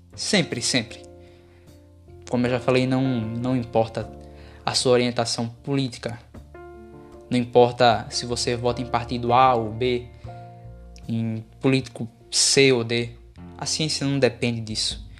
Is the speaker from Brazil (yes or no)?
yes; Brazil; Como brasileiro